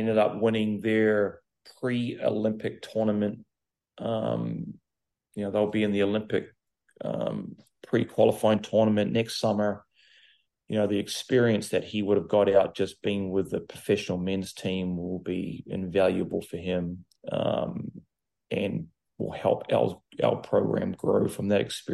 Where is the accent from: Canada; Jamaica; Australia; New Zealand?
New Zealand; now in Charlotte, United States; growing up in New Zealand, I lived on the farm